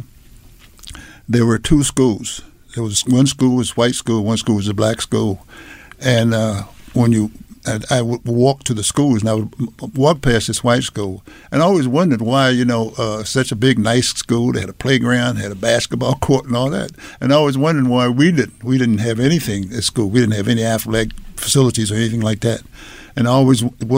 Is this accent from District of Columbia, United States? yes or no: yes; Washington, District of Columbia, United States; my background, I grew up in Washington, D.C.